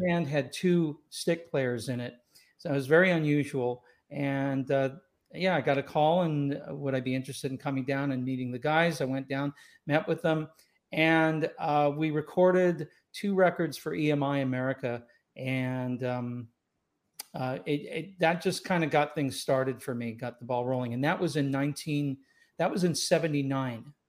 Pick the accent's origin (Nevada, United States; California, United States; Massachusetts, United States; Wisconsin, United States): California, United States; Los Angeles; also born or lived in Scotland / Tampa / Escondido; now in Rancho Santa Fe, United States; I grew up in Los Angeles. I was born in Scotland. I grew up in Los Angeles